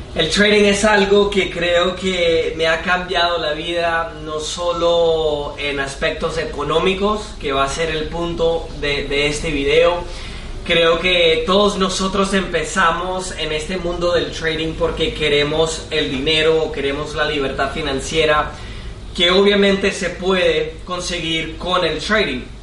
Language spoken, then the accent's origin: Spanish; United States; Spanish is a second language; soy de Estados Unidos